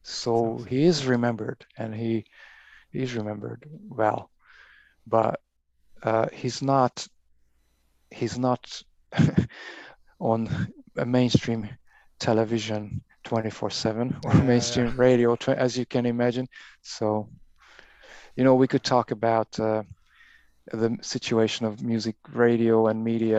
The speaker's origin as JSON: {"language": "English", "country": "Hungary", "moved": "yes", "lives_now": "London, United Kingdom", "said": "So I'm from Hungary originally"}